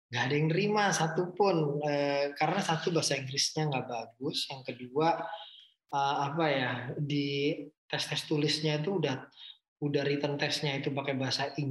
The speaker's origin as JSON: {"language": "Indonesian", "town": "Surabaya", "region": "East Java", "country": "Indonesia", "said": "itu modal saya orang Surabaya kan bonek ya kita"}